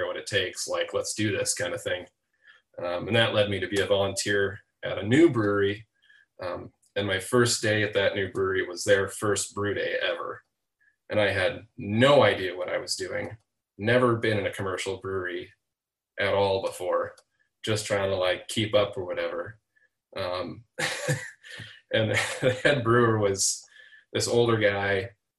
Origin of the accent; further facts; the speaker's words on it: Seattle, Washington, United States; now in Chicago, United States; I am not native Chicago. I'm from Seattle, Washington, originally.